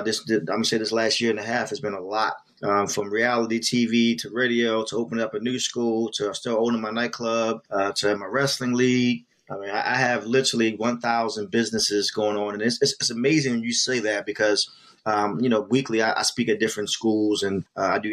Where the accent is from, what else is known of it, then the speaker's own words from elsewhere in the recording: Baltimore, Maryland, United States; moved away as an adult; now in Washington, D.C., United States; I'm born and raised in Baltimore, East Baltimore and Shadyside Road, to be exact. But I've been based out of the Washington, D.C. area for the last 20 plus years.